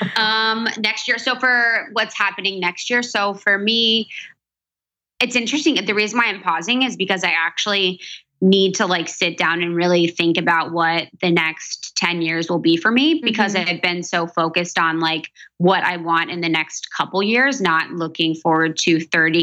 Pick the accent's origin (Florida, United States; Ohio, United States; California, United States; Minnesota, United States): Ohio, United States; Cincinnati; also born or lived in Chicago / New York; now in Los Angeles, United States; I'm from Ohio, from Cincinnati